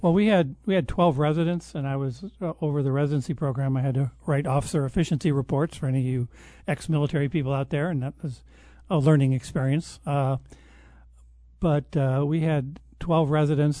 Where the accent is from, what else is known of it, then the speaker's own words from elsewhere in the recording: Detroit, Michigan, United States; moved away; Outside of Detroit in a suburb, uh, just outside of the Detroit city limit